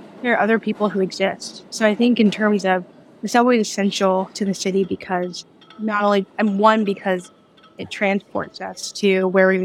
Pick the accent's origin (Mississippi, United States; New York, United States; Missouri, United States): New York, United States; New York City; I grew up in Brooklyn and have lived here pretty much my entire life